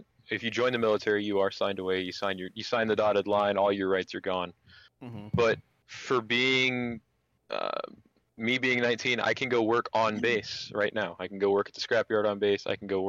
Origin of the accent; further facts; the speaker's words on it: Washington, United States; moved away as an adult; now in California, United States; I'm from Washington